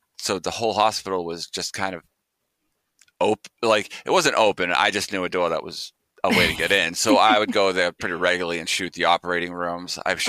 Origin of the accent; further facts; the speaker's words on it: Quincy, United States; my hometown of Quincy